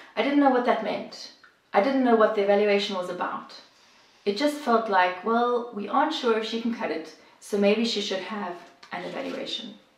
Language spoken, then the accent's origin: English; South Africa; moved away as an adult; now in Bosnia and Herzegovina; if you're wondering about the accent, I'm originally from South Africa, but I have lived and worked here in Bosnia and Herzegovina for the last 20 years.